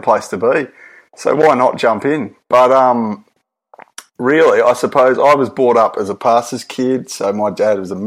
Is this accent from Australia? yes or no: yes; Australia; I'm legit Australian